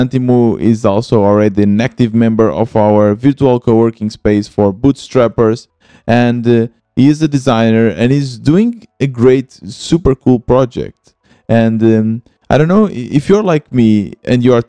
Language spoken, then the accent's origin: English; Portugal; moved away as an adult; also born or lived in Germany / Lisbon; I'm originally from Portugal. I moved to Germany and now I'm back in Portugal, and I'm living in Lisbon